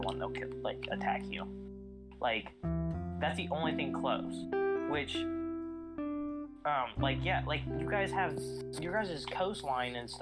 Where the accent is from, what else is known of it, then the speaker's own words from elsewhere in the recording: United States; we're American